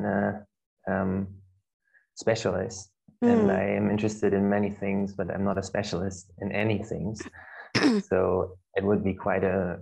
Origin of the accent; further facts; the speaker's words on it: Germany; now in Nijmegen, Netherlands; from Germany. I'm studying psychology in Nijmegen in Holland